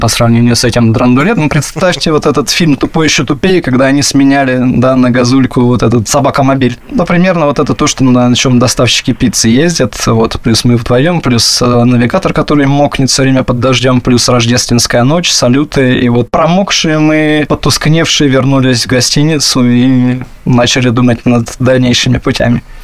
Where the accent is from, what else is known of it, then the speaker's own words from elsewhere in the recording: Moscow, Russia; moved away as an adult; also born or lived in Mexico; это город, который менялся, да, и рос вместе со мной, и безумно его люблю